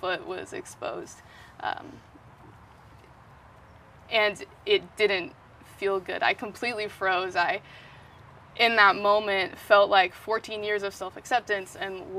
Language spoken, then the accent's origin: English; Bay Area, California, United States; also born or lived in Washington; main place I grew up was the Bay Area